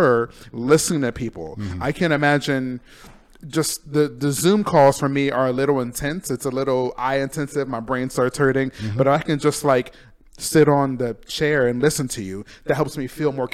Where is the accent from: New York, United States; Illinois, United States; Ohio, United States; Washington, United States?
Ohio, United States; Urbancrest; born or raised there; moved away as an adult; also born or lived in Auburn, California / Columbus, Ohio; now in Palm Springs, United States